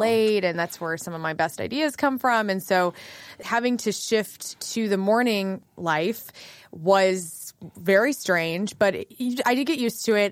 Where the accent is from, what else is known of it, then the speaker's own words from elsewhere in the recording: West Frankfort, Illinois, United States; also born or lived in Carbondale, Illinois; now in St. Louis, United States; I grew up in a little town called West Frankfort, Illinois